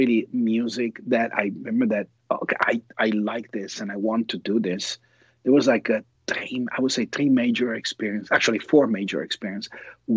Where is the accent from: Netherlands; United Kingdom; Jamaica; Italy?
Italy; Milan, Lombardy; moved away as an adult; also born or lived in New York, United States; now in United States; I grew up in Italy. I was born in Milan, and I lived, for a lot of years over there. And then I moved, when I turned 20 to the States, to New York.